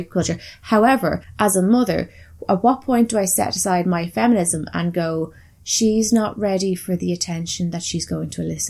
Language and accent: English; Ireland; bearing in mind we come from Ireland and we have similar views in terms of, like, the fucking Catholic shit that we had.